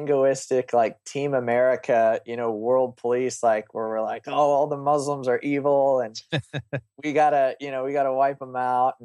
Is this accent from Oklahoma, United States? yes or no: yes; Oklahoma, United States; I grew up in Oklahoma.